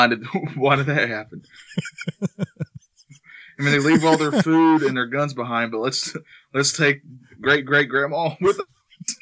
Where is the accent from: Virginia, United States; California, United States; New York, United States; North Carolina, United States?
North Carolina, United States; That's my home state. I love this state. But, you know, we have mountains, which is where I'm closer to.